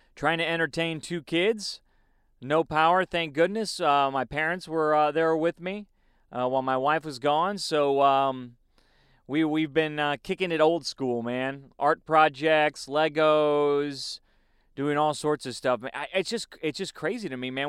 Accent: Chicago, Illinois, United States; moved away; I was going to school in Chicago. I was born in Chicago.

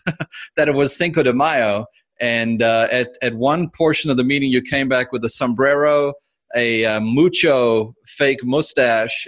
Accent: South Africa; moved away as an adult; now in United States; I was actually born and raised in South Africa

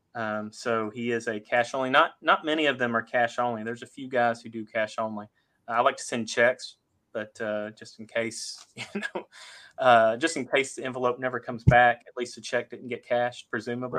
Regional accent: Fort Worth, Texas, United States; I grew up in Fort Worth, Texas

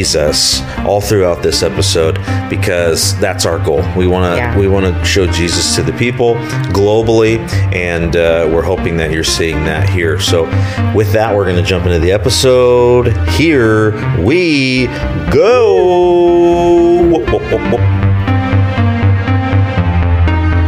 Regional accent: West Coast, United States; I'm from the West Coast

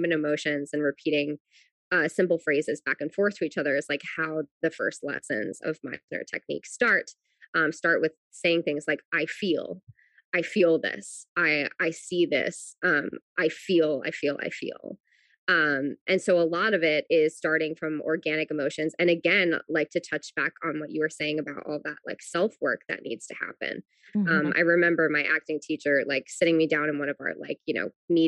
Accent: New Jersey, United States; I grew up in New Jersey, so I was never that far away from New York

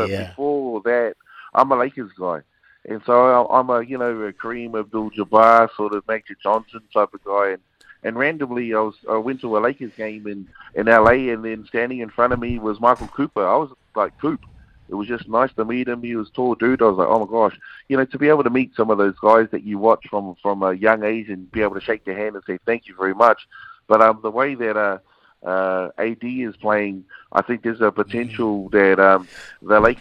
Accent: Wellington, New Zealand; as a young, you know, Samoan growing up in Wellington, and just a Kiwi, you know, kid just growing up, born in Wellington

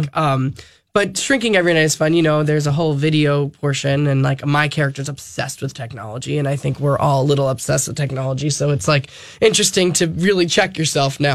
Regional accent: Long Island, New York, United States; I grew up on Long Island

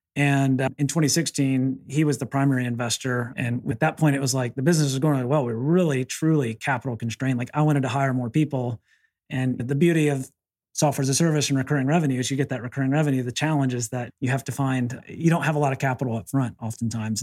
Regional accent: the South, United States; I'm from the South

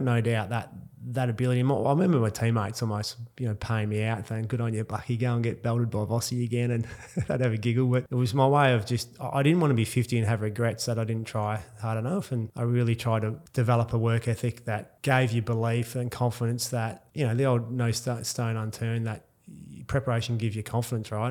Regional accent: Perth, Western Australia, Australia; also born or lived in Mount Isa, Queensland; I grew up in grew up in Perth

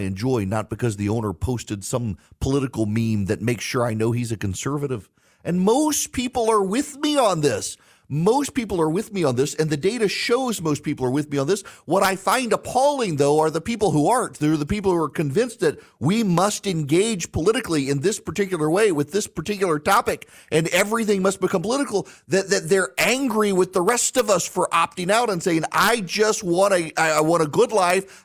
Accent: United States; I'm an American

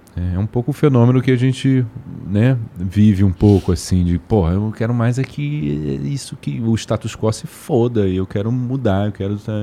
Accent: Rio de Janeiro, Brazil; also born or lived in Brasília / Washington, United States / Lisbon, Portugal; vim para o Rio, fiquei no Rio pro resto da vida. Então me considero um carioca

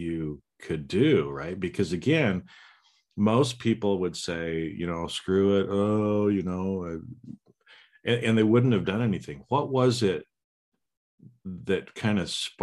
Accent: United States; also born or lived in Germany; I grew up in America

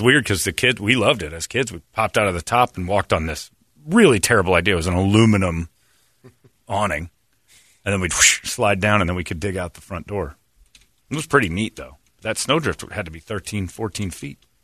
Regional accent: Indiana, United States; moved away; Originally, I'm from Indiana

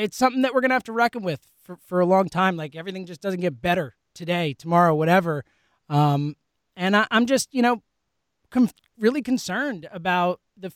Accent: United States; as an American, as someone who loves this country, who's grown up lucky to receive a lot of the benefits that this country offers

